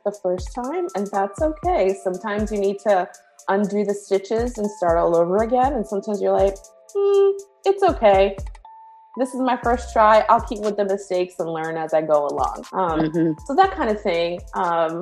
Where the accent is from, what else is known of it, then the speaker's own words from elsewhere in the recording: Rhode Island, United States; moved away as an adult; also born or lived in Bronx, New York; now in North Carolina, United States; I grew up from 3 to 18 in Rhode Island. So for better or for worse, Rhode Island is home.